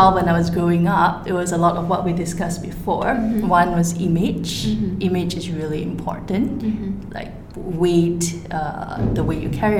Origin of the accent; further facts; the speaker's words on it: Malaysia; because I grew up in a mostly Chinese environment, and to me, that's Malaysian.